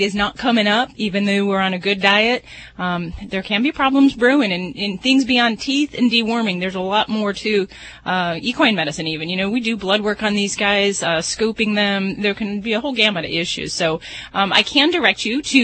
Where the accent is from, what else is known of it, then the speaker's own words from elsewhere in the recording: Las Vegas, Nevada, United States; I'm from Vegas